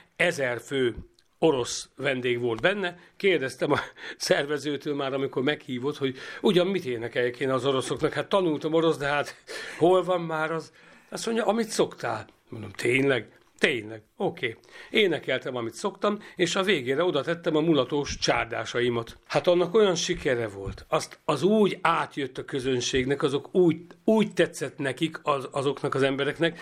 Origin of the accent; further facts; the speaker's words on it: Karcag, Jász-Nagykun-Szolnok, Hungary; együtt nőttünk fel, három évkor különbség van köztünk, egy szobában laktunk, annak idején gyerekszoba, gyerekkorunkban természetesen, és, ö, amikor már felcseperedtünk már gimnázium közepe vége fele, akkor már együtt, ö, zenéltünk, ö, zenekarunk volt Karcagon